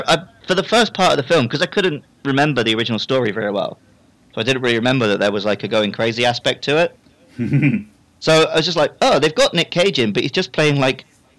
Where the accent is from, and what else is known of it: United Kingdom; born or raised there